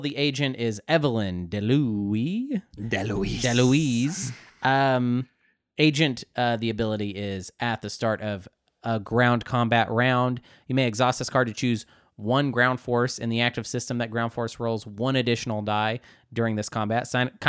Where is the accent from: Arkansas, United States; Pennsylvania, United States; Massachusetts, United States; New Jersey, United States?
Arkansas, United States; we are from Arkansas.